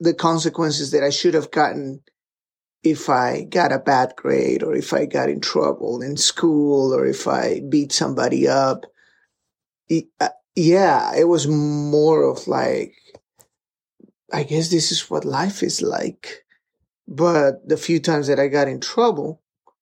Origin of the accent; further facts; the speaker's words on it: Peru; moved away; I grew up in Peru, and my dad was a faculty, was part of the seminary department out there in the Peruvian university